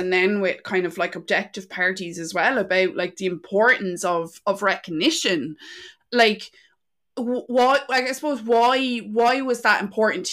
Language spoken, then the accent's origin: English; County Carlow, Ireland; now in Wexford, Ireland; we're originally from Carlow